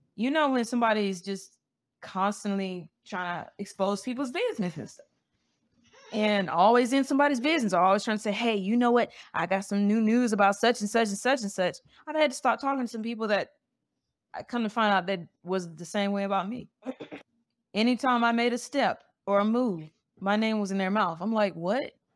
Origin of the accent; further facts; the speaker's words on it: Montgomery, Alabama, United States; I'm from Montgomery, Alabama